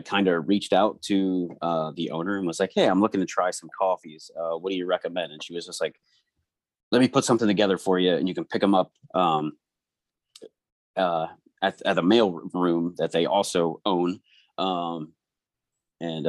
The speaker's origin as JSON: {"language": "English", "town": "Bangor", "region": "Pennsylvania", "country": "United States", "tie": "born or raised there", "said": "I've only ever lived outside of Bangor for a few years, and I moved back"}